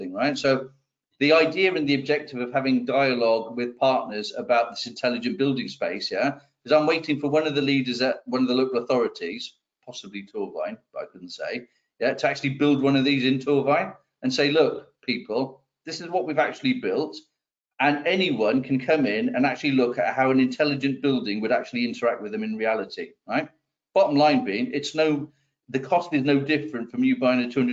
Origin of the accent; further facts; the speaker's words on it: Wales, United Kingdom; we're Welsh for a start.